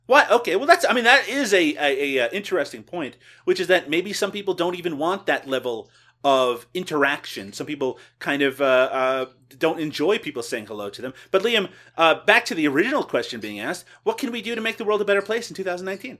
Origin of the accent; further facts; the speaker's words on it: Newfoundland and Labrador, Canada; moved away; where I grew up in Newfoundland, Canada, people did say hi to each other